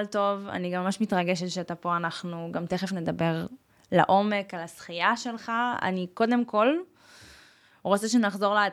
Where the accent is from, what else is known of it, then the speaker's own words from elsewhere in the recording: Russia; אני רוסייה ולא שתיתי אלכוהול.